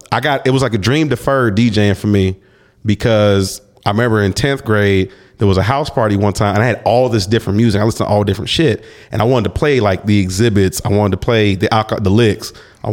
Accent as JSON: {"language": "English", "area": "Cobb County, suburb of Atlanta", "region": "Georgia", "country": "United States", "tie": "born or raised there", "also_born_or_lived": "San Francisco, California", "said": "I grew up in Cobb County, which is a suburb of Atlanta."}